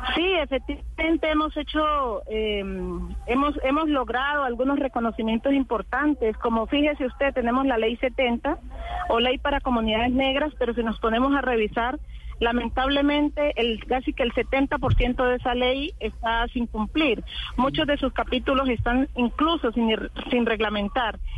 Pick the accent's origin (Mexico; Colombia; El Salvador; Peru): Colombia; todo lo que somos los colombianos